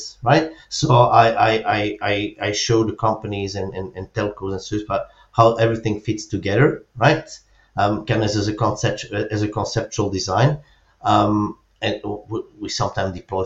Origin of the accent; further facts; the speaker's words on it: Belgium; moved away as an adult; now in Spain; I'm originally from Belgium. I moved to Spain around 10 years ago